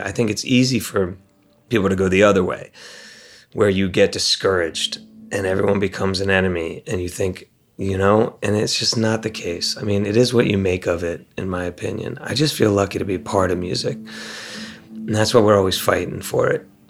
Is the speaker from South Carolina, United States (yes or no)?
no; Maryland, United States; also born or lived in Ohio; We come from Maryland. We come from Ohio. That's who we represent.